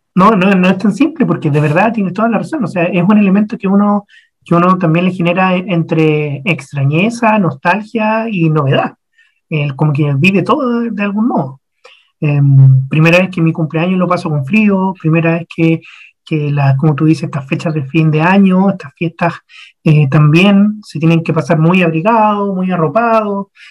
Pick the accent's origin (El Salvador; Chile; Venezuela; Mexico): Chile; Santiago, Santiago Metropolitan Region; moved away; yo soy de Santiago de Chile. Ahí nací, año 82, 39 años atrás.